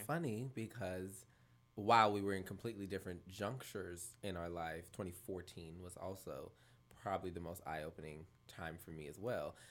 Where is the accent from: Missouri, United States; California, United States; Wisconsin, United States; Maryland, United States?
California, United States; Los Angeles; moved away; I was back in L A for the first time as an adult